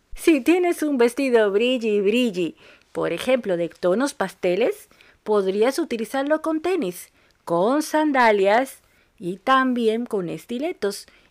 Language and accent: Spanish; Dominican Republic; now in Buenos Aires, Argentina; una dominicana, en Argentina